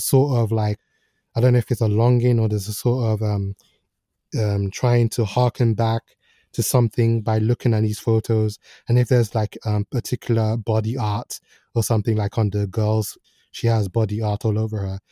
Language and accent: English; Nigeria; moved away; I grew up partly in Nigeria